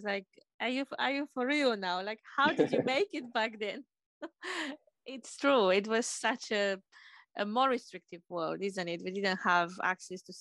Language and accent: English; Romania; moved away; being published in the newspaper back home in Romania